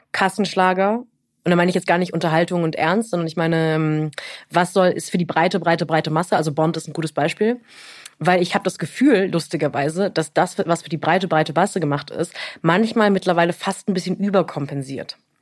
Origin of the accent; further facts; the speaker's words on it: near Europa-Park Rust, Baden-Württemberg, Germany; ich bin in der Nähe vom Europapark Ruß groß geworden